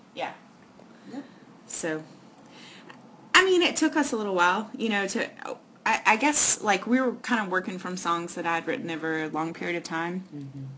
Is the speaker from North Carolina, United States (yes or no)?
yes; Raleigh, North Carolina, United States; I'm from Raleigh.